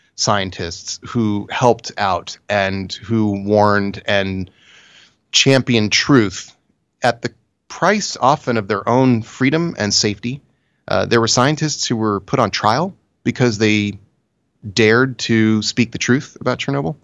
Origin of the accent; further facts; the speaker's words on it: United States; I'm very American